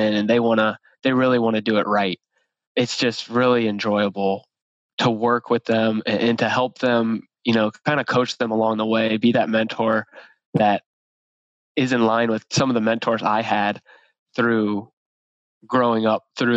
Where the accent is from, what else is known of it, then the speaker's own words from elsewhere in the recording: Ohio, United States; moved away as an adult; now in Indianapolis, United States; born and raised in Ohio, OH, and then came over here to Indianapolis